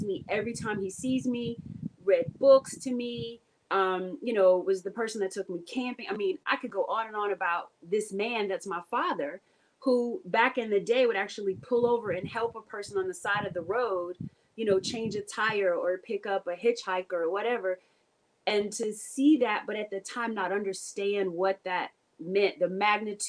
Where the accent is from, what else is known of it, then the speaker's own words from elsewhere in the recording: United States; I'm from Carolina